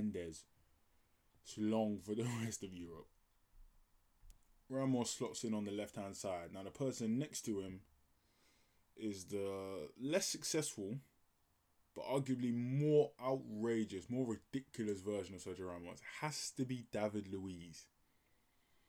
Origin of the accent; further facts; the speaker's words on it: Nigeria; I'm Nigerian